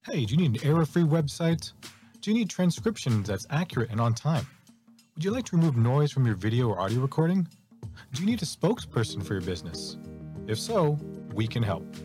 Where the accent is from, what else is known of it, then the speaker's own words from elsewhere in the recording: Toronto, Ontario, Canada; I'm from Toronto